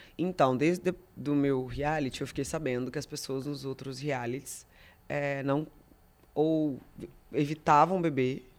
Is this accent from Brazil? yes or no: yes; Espírito Santo, Brazil; eu sou do Espírito Santo